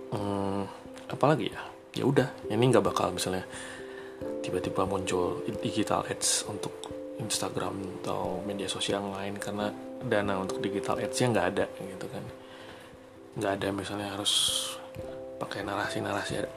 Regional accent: Bandung, West Java, Indonesia; saya asli dari Bandung

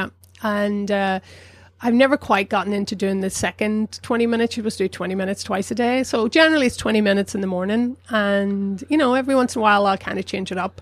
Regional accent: South Down, Northern Ireland, United Kingdom; moved away as an adult; also born or lived in Newry; now in New York, United States; I grew up in South Down

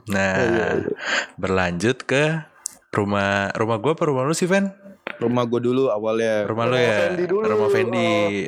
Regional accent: Blitar, East Java, Indonesia; lagi jalan-jalan kalau nggak salah ngelewatin kampung gue di Blitar

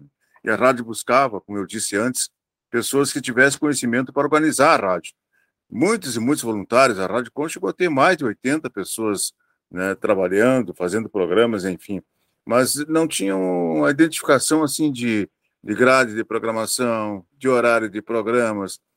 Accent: Vacaria, Rio Grande do Sul, Brazil; now in Pelotas, Brazil; lá na minha cidade, que eu sou de Vacaria

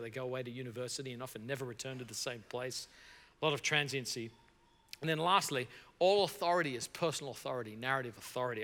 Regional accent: Australia; moved away as an adult; now in New York City, United States; I'm from Australia originally

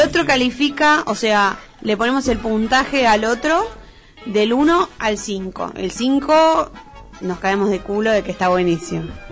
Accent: Buenos Aires, Argentina; yo soy de Buenos Aires, estoy apurado aunque no tenga un motivo

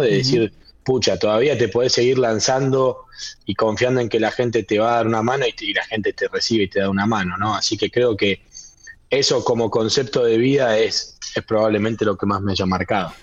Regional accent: Buenos Aires, Argentina; moved away; also born or lived in General Alvear; soy nacido y criado en Capital Federal

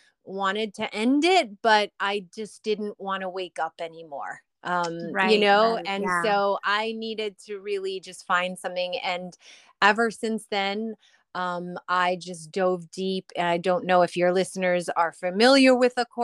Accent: Long Island, New York, United States; I grew up on Long Island

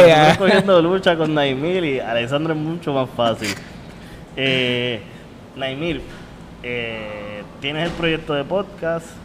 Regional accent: Puerto Rico; Porque a lo mejor yo te puedo hablar de la Molao y como somos puertorriqueños, pues sabemos que era el alcalde de Cataño.

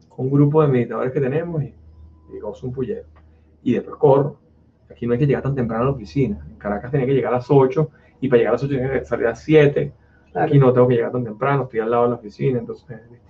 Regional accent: Italy; Spanish is a second language; No, es que yo soy italiano y no puedo.

